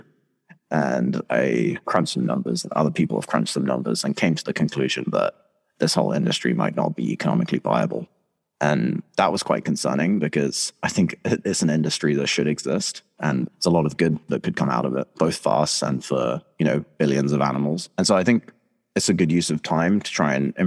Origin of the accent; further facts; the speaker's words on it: Antakya, Hatay, Turkey; moved away; my hometown's in southeast Turkey